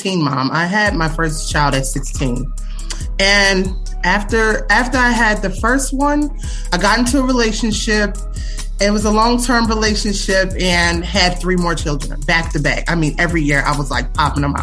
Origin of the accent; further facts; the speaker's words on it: Philadelphia, Pennsylvania, United States; I am from Philly, born and raised in North Philadelphia, Fairmount section